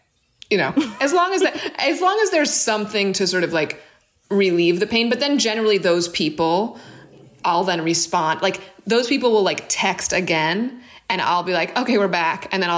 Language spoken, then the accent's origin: English; New York City, New York, United States; I grew up in Brooklyn